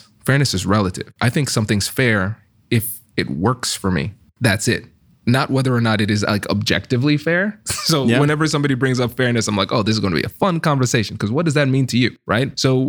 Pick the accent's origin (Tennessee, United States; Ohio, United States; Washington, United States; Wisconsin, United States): Ohio, United States; Tiffin; accent: Caribbean; So I'm from Tiffin, Ohio, mm-hmm. right? So I'm from those places that you were right. just describing, right? So imagine a Caribbean American guy, mm-hmm. the only black kid in the school and with a strong Caribbean accent.